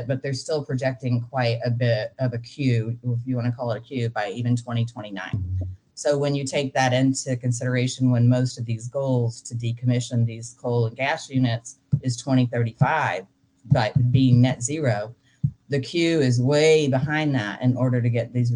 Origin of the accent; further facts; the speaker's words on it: Texas, United States; I'm from Texas and we kind of think we're special